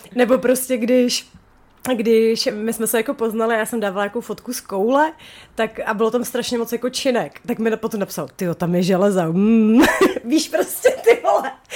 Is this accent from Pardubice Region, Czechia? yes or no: no; Chomutov, Ústí nad Labem Region, Czechia; jsem z Chomutová